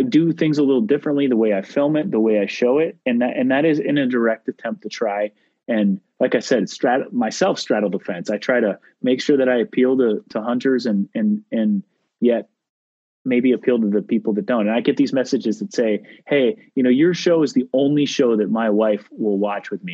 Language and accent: English; Midwest, United States; I grew up in the Midwest, white-tailed deer and fishing and grouse and ducks and pheasants.